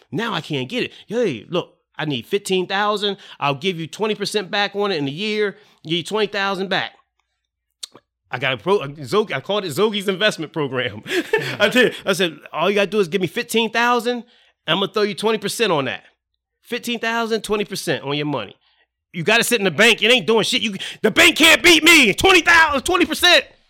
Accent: Salem, New Jersey, United States; I was in Salem

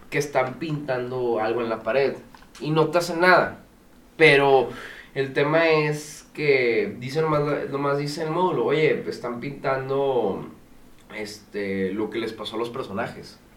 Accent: Spain; Sí, así es, es, con, o sea, es que soy español.

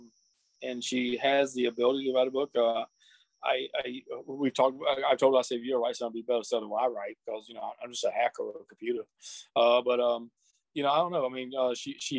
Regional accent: Columbus, Georgia, United States; Columbus, Georgia, which is my hometown

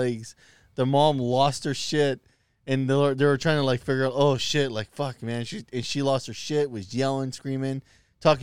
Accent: Sacramento, California, United States; When I was growing up in South Sac

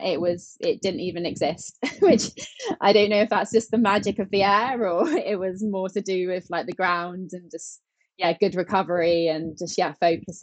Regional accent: England, United Kingdom; we're from England

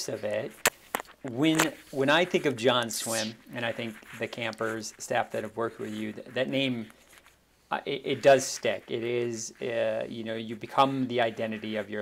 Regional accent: outside of Chicago, Illinois, United States; I grew up outside of Chicago

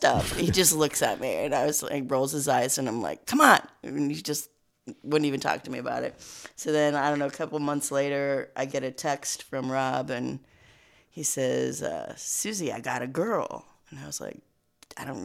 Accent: Boulder, Colorado, United States; I grew up in Boulder, Colorado

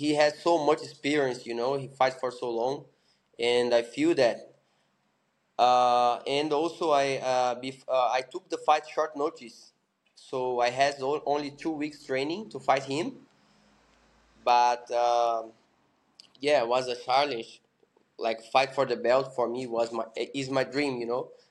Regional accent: São Paulo, Brazil; English is a second language; also born or lived in Phuket, Thailand; in Brazil, I'm from Sao Paulo.

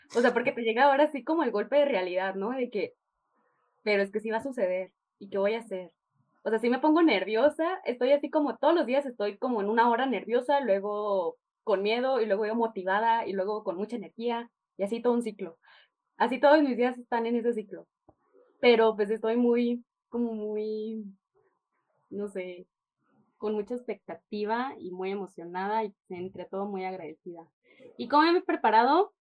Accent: Chihuahua, Mexico; now in Guadalajara, Mexico; soy de Chihuahua

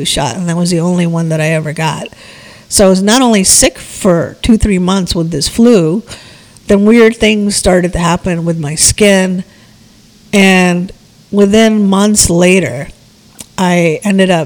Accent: India; moved away; I was born in India

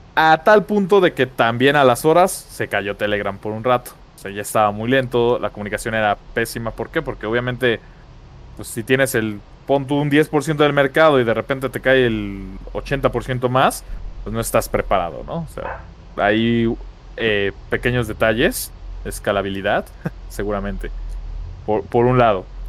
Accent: Mexico; como mexicano

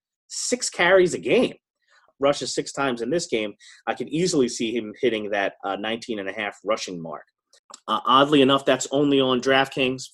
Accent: New Jersey, United States; now in northern New Jersey, United States; even though I live in northern New Jersey these days, I grew up in South Jersey

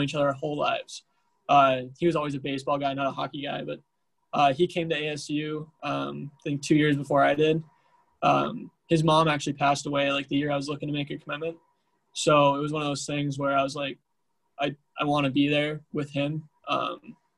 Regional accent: United States; now in Tempe, United States; from Washington

